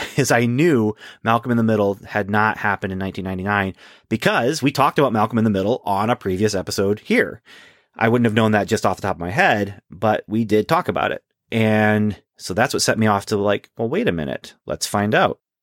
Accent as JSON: {"language": "English", "country": "Canada", "tie": "born or raised there", "said": "growing up in Canada"}